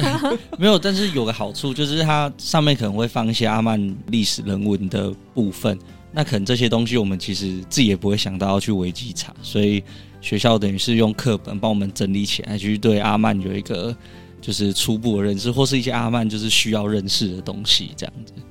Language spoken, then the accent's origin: Chinese; Taiwan; 我说我来自台湾